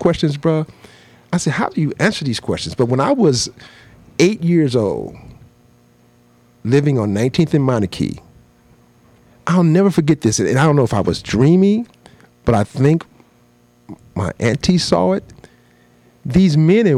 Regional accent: Milwaukee, Wisconsin, United States; moved away; I'm from Milwaukee, Wisconsin

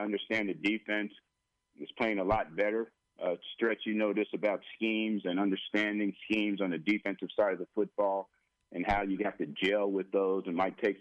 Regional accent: South River, New Jersey, United States; moved away; growing up in South Carolina, New Jersey

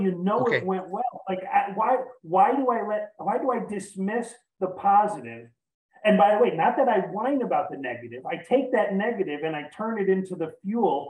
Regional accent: New York, United States; I'm from New York

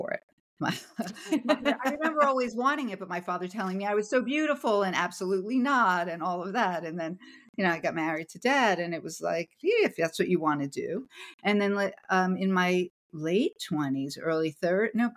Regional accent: New Jersey, United States; growing up in New Jersey in the Northeast

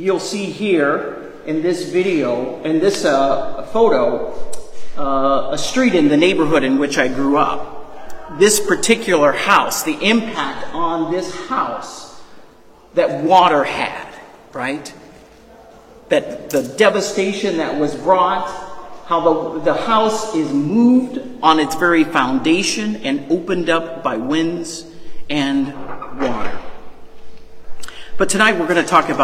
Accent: New Orleans, Louisiana, United States; born or raised there

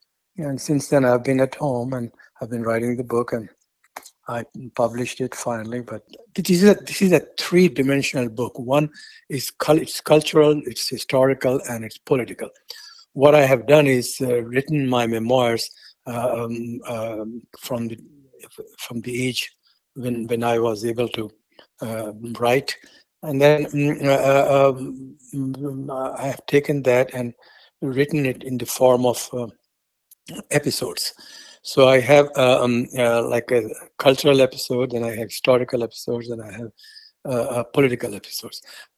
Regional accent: India; born there; also born or lived in Afghanistan; And then I was born in India, and then I happened to go back to Afghanistan, but he sent me back.

